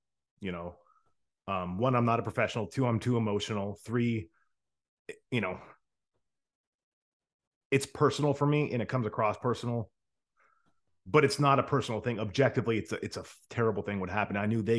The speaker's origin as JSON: {"language": "English", "region": "Rust Belt", "country": "United States", "tie": "born or raised there", "said": "No, so my life, and I'll tell you, I grew up in the America, we call it the Rust Belt. That is the area of the country, kind of like Buffalo to Cleveland to Toledo, to just kind of that corridor all the way through Michigan to Detroit"}